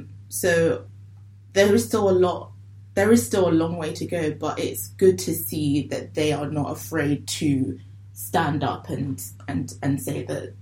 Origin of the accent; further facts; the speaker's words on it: Nigeria; obviously me, I'm black, I'm Nigerian.